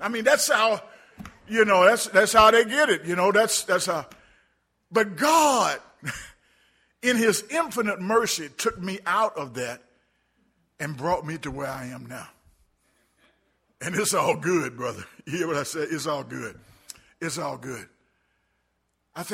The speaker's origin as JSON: {"language": "English", "town": "Birmingham", "region": "Alabama", "country": "United States", "tie": "born or raised there", "moved": "yes", "said": "I grew up in Birmingham, Alabama, barely made it out of high school."}